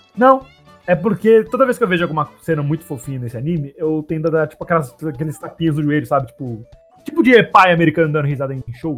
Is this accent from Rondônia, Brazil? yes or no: no; São Paulo, Brazil; accent: São Paulo; eu chegar agora na Bahia falando o sotaque de São Paulo